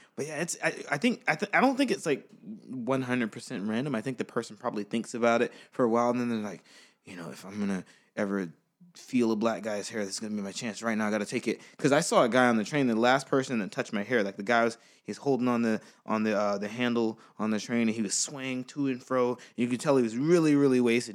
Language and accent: English; United States; I'm from America